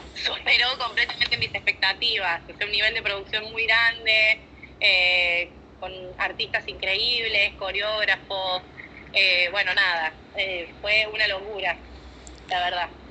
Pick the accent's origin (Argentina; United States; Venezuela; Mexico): Argentina; Córdoba; now in Buenos Aires, Argentina; me vine a vivir a Buenos Aires, yo soy de Córdoba, de Córdoba Capital